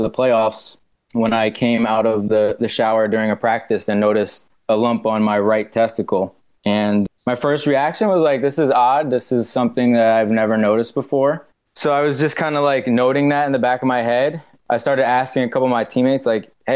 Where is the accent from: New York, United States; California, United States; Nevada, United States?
New York, United States; New York City; moved away as an adult; also born or lived in Maine; I'm originally from Brooklyn, New York, so I'm from the city